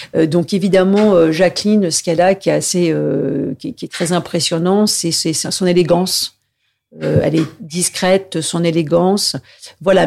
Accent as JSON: {"language": "French", "town": "Paris", "region": "Île-de-France", "country": "France", "tie": "born or raised there", "said": "je suis vraiment un pur produit, euh, enfin, je de, province, mais je suis né à Paris."}